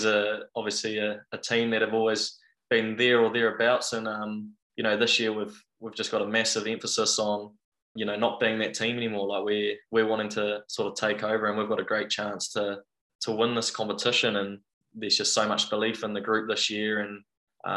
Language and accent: English; Te Awamutu, Waikato, New Zealand; I grew up in Te Awamutu, went to all the local schools there